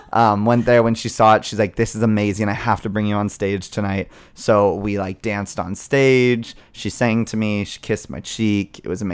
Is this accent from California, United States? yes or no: no; Scottsdale, Arizona, United States; So I'm from Scottsdale originally.